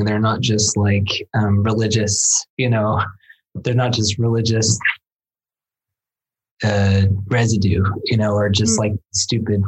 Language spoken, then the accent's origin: English; United States; As an American